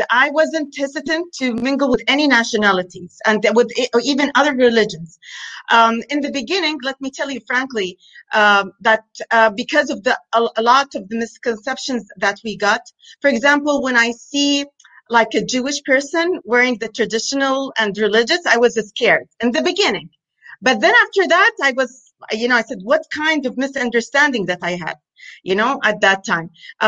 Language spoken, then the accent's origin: English; Medina, Al Madinah Province, Saudi Arabia; also born or lived in United States / Riyadh, Saudi Arabia; now in United Arab Emirates; Going back to where I'm from Saudi Arabia, from particularly from Medina. It's a holy city. But I lived in Saudi Arabia in Riyadh. But before that, I was born and I lived until I spent my childhood in the States. Then we moved to Riyadh, the capital